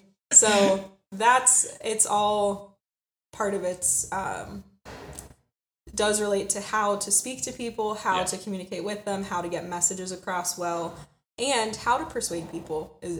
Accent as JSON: {"language": "English", "town": "Cranberry Township", "region": "Pennsylvania", "country": "United States", "also_born_or_lived": "Ohio", "lives_now": "Pittsburgh, United States", "said": "So I'm from Cranberry Township originally, just north, 20 minutes north of Pittsburgh."}